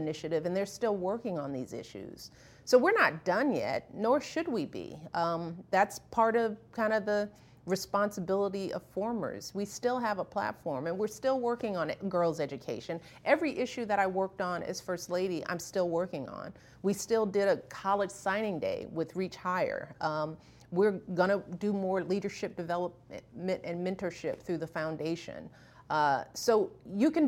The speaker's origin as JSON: {"language": "English", "town": "Chicago", "region": "Illinois", "country": "United States", "tie": "born or raised there", "said": "I grew up on the South Side"}